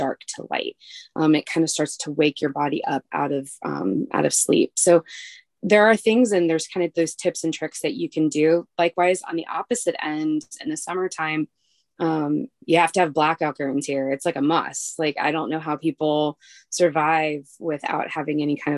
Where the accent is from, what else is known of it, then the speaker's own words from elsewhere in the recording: Midwest, United States; now in Alaska, United States; I'm from the Midwest